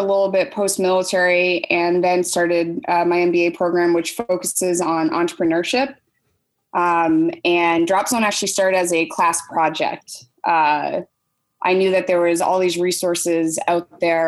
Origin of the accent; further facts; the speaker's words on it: Boston, Massachusetts, United States; I'm from Boston.